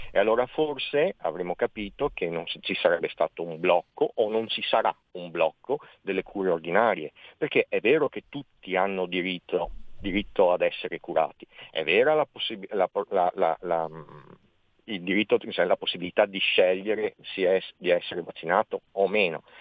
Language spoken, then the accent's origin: Italian; Veneto, Italy; io sono veneto, sì. veneto eh